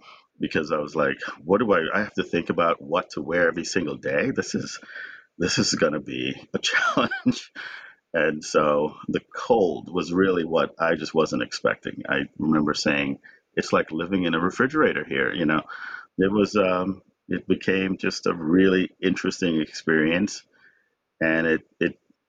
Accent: New York City, New York, United States; also born or lived in Jamaica; Nothing against New York City, but I grew up there, so New York will always have a place in my heart. I was born in Jamaica, but I grew up in New York City, so...

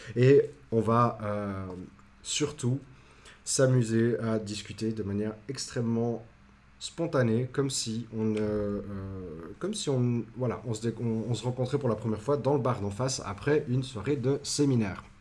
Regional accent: Switzerland; accent: Swiss; je viens de Suisse

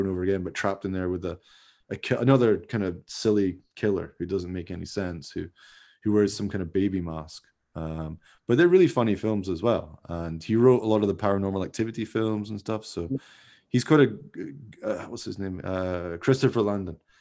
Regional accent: Scotland, United Kingdom; I'm from Scotland

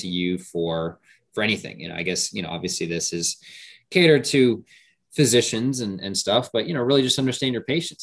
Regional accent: Hawaii, United States; moved away as an adult; now in Puerto Rico; I grew up in Hawaii. My dad was military, so I was born there. We moved, and then we ended up, you know, moving back. So I spent the majority of my years out there in Hawaii.

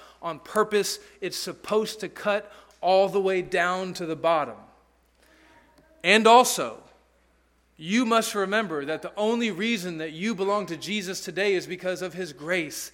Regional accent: Alabama, United States; also born or lived in Peru; I was from Alabama

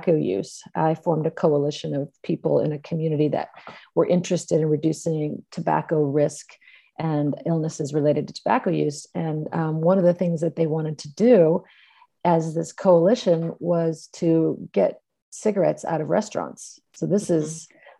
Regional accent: California, United States; I grew up in California, and I was one of four kids in a family

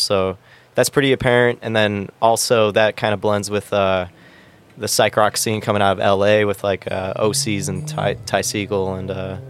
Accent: Minooka, Illinois, United States; now in San Diego, United States; I came from Minooka, Illinois. So that's outside of Chicago, like 45 minutes.

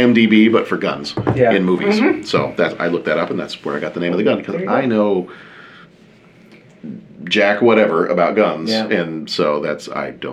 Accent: Texas, United States; I am the Texan that does not like guns. So I am the odd man out in the rest of my family.

